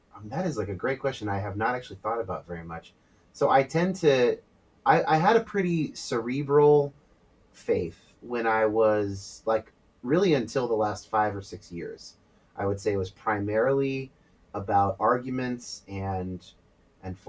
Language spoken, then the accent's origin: English; California, United States; I was raised non-denominational evangelical in California.